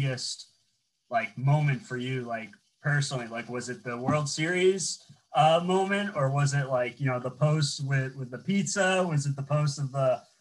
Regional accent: Boston, Massachusetts, United States; I'm from Boston, so like, Fenway's my home

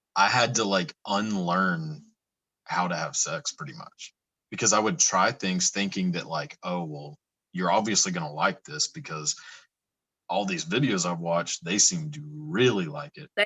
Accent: Texas, United States; I'm from Texas, so the Southern accent is does nothing for me, just because yeah, I'm, I'm um so used to it

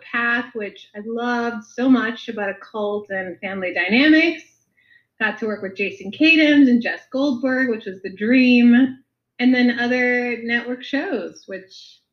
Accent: Miami, Florida, United States; now in Los Angeles, United States; I'm from Miami

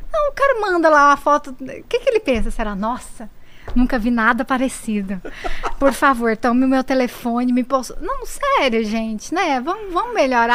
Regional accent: Inhumas, Goiás, Brazil; accent: Goiás; moved away as an adult; also born or lived in Brasília; eu sou de lá, de Goiás, do, do Goiás.

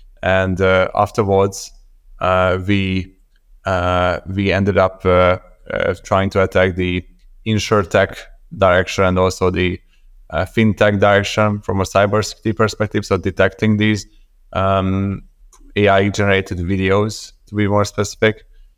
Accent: Budapest, Hungary; moved away as an adult; also born or lived in Copenhagen, Denmark; So I'm originally from Budapest, Hungary.

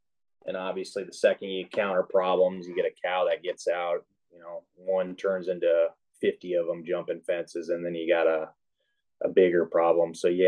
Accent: Midwest, United States; also born or lived in Arizona; now in Snohomish County, Washington, United States; I grew up in the Midwest

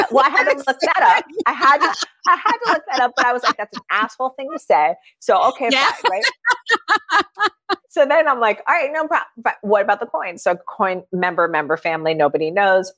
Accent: Miami, Florida, United States; I grew up in Miami

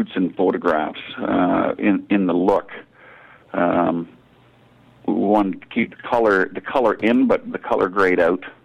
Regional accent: Ontario, Canada; it's Canadian, born Ontario.

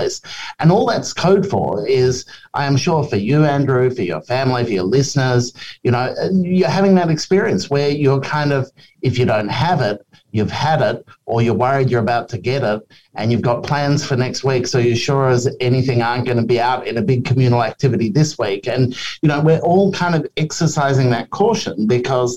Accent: Melbourne, Victoria, Australia; now in Sydney, Australia; I'm from Melbourne originally

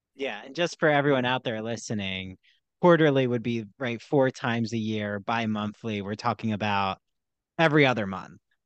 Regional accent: Philadelphia, Pennsylvania, United States; I'm from the Philly area

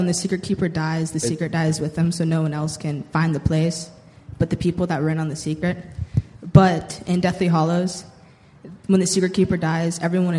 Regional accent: Kane, Pennsylvania, United States; I'm …, and I'm from Kane. Yes, Kane. That's from Pennsylvania, by the way.

